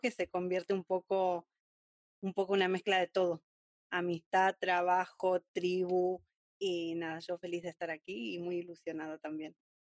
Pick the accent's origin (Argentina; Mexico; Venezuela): Argentina; moved away as an adult; now in Spain; soy una argentina viviendo en España desde hace cinco años